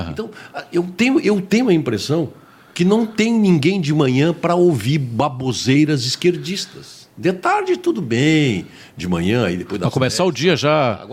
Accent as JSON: {"language": "Portuguese", "town": "Viamão", "region": "Rio Grande do Sul", "country": "Brazil", "tie": "born there", "said": "Nasci em Viamão."}